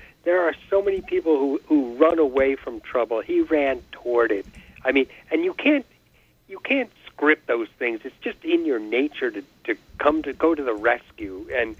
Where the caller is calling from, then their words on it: Glen Ridge, New Jersey, United States; I'm calling from Glen Ridge, New Jersey.